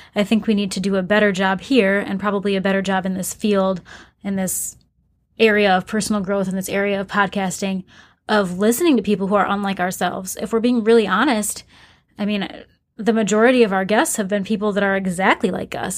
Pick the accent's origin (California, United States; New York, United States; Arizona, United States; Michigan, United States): Michigan, United States; Flint; I grew up in Flint, Michigan